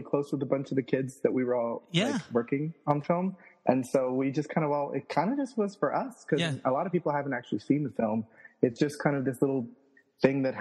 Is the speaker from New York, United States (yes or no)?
yes; New York, United States; I'm Puerto Rican from the Bronx